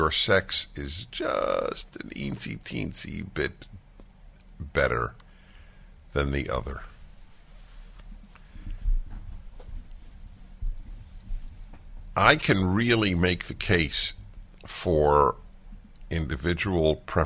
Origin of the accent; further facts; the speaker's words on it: New York, United States; I grew up in New York, and I grew up listening to two classical music stations, WQXR and WNCN.